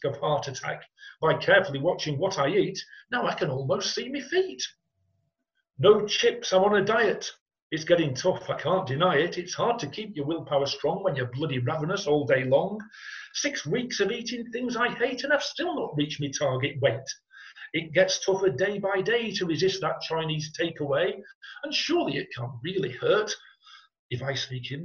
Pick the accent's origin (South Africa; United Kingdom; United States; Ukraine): United Kingdom; Ashton-under-Lyne, North West England; I was brought up in Ashton-under-Lyne